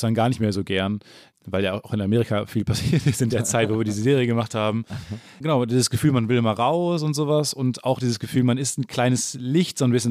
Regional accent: Kamen, North Rhine-Westphalia, Germany; Kam, wo ich herkomme, 30.000 oder was

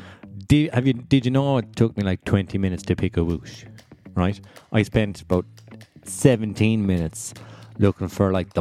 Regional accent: Kilfenora, Munster, Ireland; I grew up in Kilfenora, about 10 minutes from Lahinch

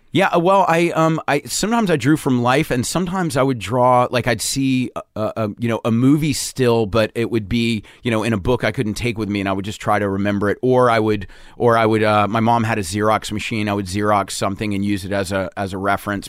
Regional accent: Charleston, South Carolina, United States; moved away as an adult; also born or lived in Providence, Rhode Island; I grew up in Charleston, South Carolina

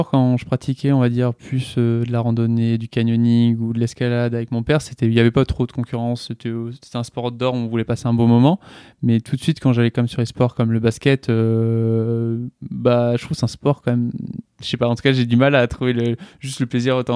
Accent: Strasbourg, Grand Est, France; born there; also born or lived in southern France; j'ai 23 ans. Je suis né à Strasbourg. Euh, voilà, j'ai pas mal bougé pour arriver à la fin de, mon adolescence euh, dans le sud.

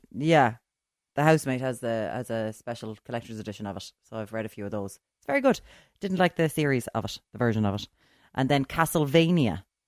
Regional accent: Limerick, Munster, Ireland; I'm from Limerick

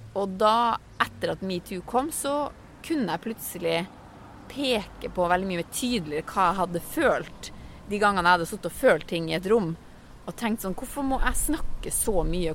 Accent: Finnmark, Norway; jeg kommer fra Finnmark, jeg er ikke fra Oslo vest

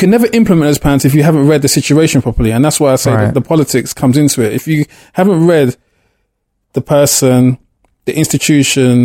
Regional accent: London, United Kingdom; born or raised there

